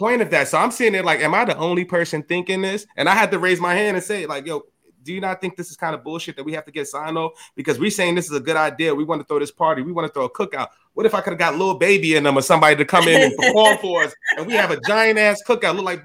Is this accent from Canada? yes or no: no; New York City, New York, United States; I'm from the hood. I'm from the Bronx